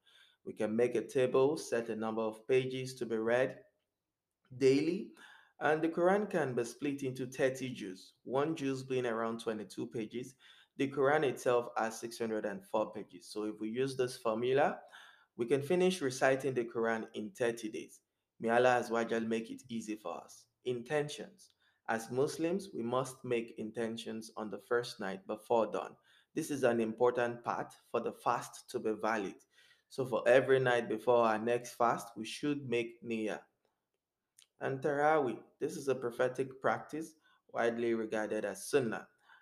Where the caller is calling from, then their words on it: Montreal, Quebec, Canada; I'm speaking from Montreal, Canada, and I haven't been to the masjid since February 2020.